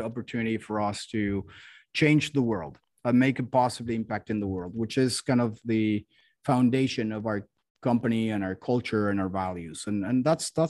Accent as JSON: {"language": "English", "country": "Mexico", "also_born_or_lived": "Miami", "moved": "as an adult", "lives_now": "United States", "said": "I'm originally from Mexico, came to the US to study business school"}